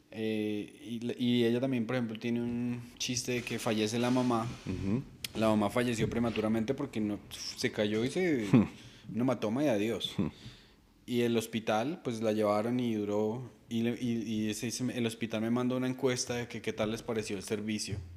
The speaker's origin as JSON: {"language": "Spanish", "country": "Colombia", "moved": "as an adult", "said": "yo me vine de Colombia aquí a perseguir este sueño"}